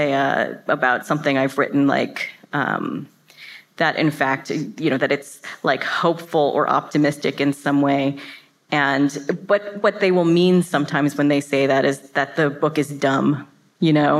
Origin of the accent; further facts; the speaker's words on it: Florida, United States; also born or lived in New York; I was raised and went to high school in this town in Florida